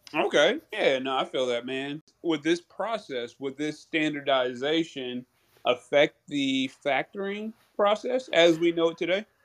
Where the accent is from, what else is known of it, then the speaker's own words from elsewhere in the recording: North Carolina, United States; also born or lived in Brooklyn, New York; now in Georgia, United States; born in Brooklyn, but I was raised in North Carolina